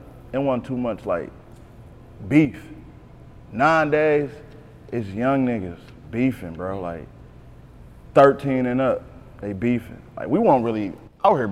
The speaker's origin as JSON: {"language": "English", "town": "Beecher", "region": "Michigan", "country": "United States", "tie": "born or raised there", "also_born_or_lived": "Decatur, Mississippi / Flint, Michigan", "said": "I'm a Beecher baby."}